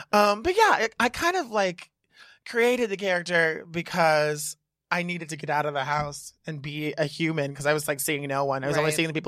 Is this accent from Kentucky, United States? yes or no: no; Reno, Nevada, United States; now in New York, United States; I'm from Reno, Nevada.